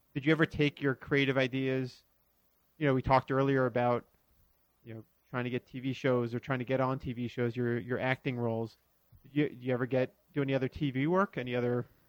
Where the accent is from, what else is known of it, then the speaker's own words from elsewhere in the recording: Florida, United States; I grew up in Florida